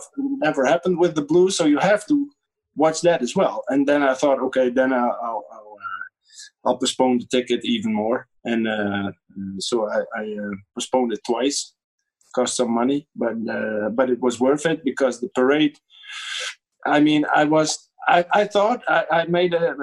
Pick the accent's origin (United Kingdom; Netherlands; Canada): Netherlands